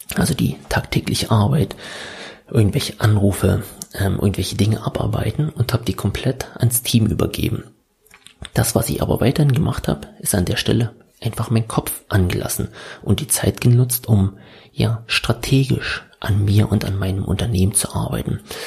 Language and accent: German; Senftenberg, Brandenburg, Germany; moved away as an adult; now in Berlin, Germany; ursprünglich komme ich aus Senftenberg, das liegt im Süden Brandenburg